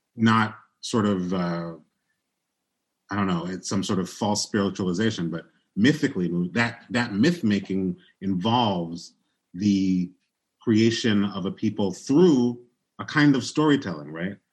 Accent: Chicago, Illinois, United States; also born or lived in New York; I was born in New York in a, like a mostly black context. Everybody I knew was a working class black person. I moved to Chicago when I was a kid

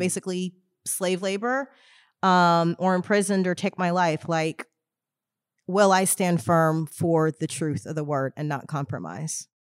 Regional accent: Houston, Texas, United States; I grew up in Houston, Texas.

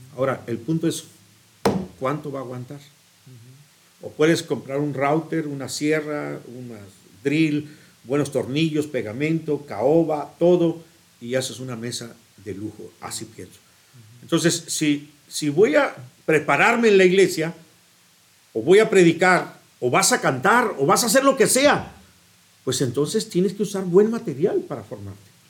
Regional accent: Guadalajara, Jalisco, Mexico; moved away as an adult; also born or lived in Tlaltenango, Zacatecas / Chicago; ahí fui a, ir la primaria, la, a la primaria, a la secundaria y a la prepa

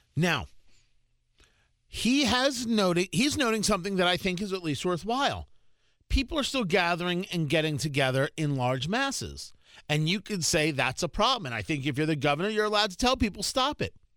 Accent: New Jersey, United States; I grew up in Jersey

